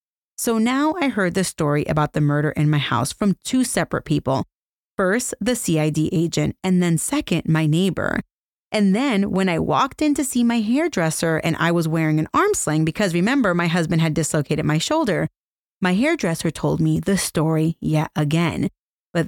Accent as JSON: {"language": "English", "town": "Lawton", "region": "Oklahoma", "country": "United States", "said": "I am originally from Lawton, Oklahoma. About 70 miles from Oklahoma City"}